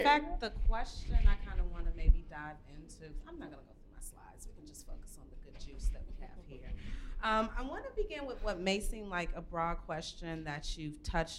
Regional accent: Washington, District of Columbia, United States; So I'm not a native of DC either. I'm a transplant. Moved here as a young kid, and I grew up around Universal Madness and Sol Beato and Shooters, which are these local urban brands

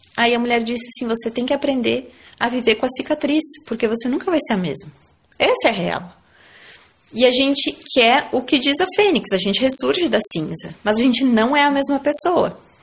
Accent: Garibaldi, Rio Grande do Sul, Brazil; moved away; desde que a gente voltou pra Garibaldi aqui

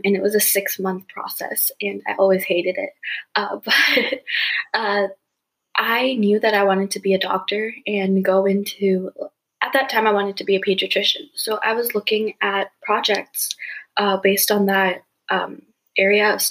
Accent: Bay Area, California, United States; also born or lived in Idaho / Bangalore, India; they moved here after they got married to Idaho, and that's where I was born. And 3 years after that, I moved to California. And for third and fourth grade, I actually moved to Bangalore

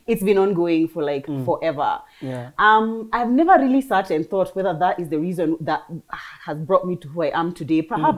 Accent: Kenya; now in United Kingdom; So I grew up in Kenya through and through.

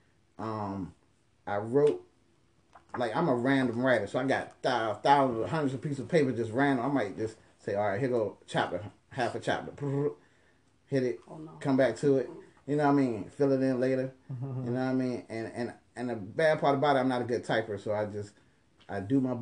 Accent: Norfolk, Virginia, United States; also born or lived in Philadelphia, Pennsylvania / Atlanta, Georgia; I was born in Norfolk, back and forth to Philly to about third grade. Stayed in Norfolk for a minute. Majority of my life.

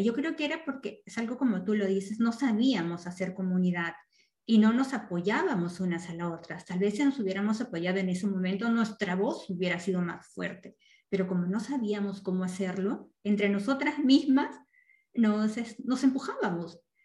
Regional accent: Peru; moved away; las dos somos peruanas y las dos venimos de una sociedad que, en Latinoamérica es mucho más machista a donde ahora vivimos actualmente

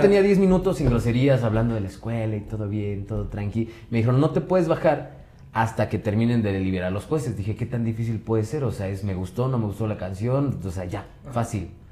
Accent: Pachuca, Hidalgo, Mexico; Soy de Pachuca

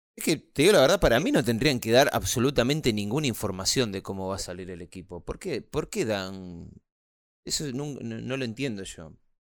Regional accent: Argentina; yo soy argentino

